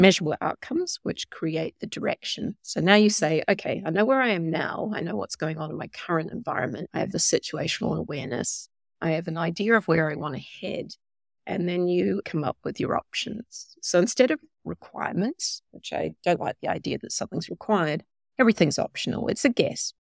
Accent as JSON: {"language": "English", "country": "New Zealand", "tie": "born or raised there", "also_born_or_lived": "Australia / Silicon Valley", "moved": "yes", "said": "I'm a Kiwi by birth"}